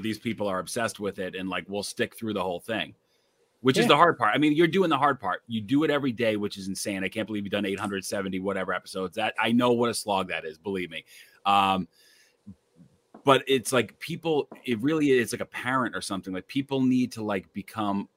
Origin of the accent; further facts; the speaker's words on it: Massachusetts, United States; moved away as an adult; also born or lived in Bangor, Maine / Springfield / Boston; now in New York, United States; I grew up in Massachusetts